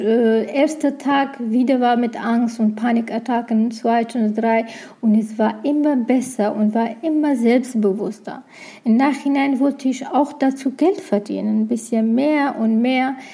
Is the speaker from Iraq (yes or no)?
yes; Iraq; German is a second language; moved away as an adult; now in Germany; ich bin aus dem Irak, habe geflüchtet, nach Deutschland gekommen